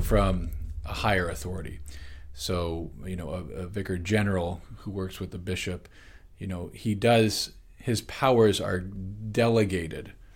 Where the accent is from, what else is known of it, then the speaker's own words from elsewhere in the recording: United States; as modern American people